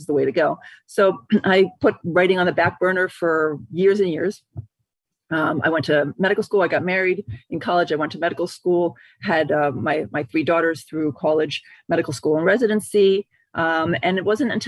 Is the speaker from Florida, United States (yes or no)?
no; Baltimore, Maryland, United States; moved away as an adult; So I grew up in Baltimore. I was born and bred in Baltimore. I lived there for 33 years.